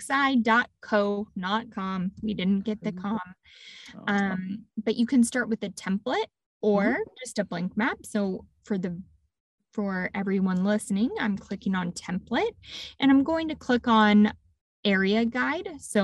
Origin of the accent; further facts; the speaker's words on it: Texas, United States; Yes, I'm from Texas originally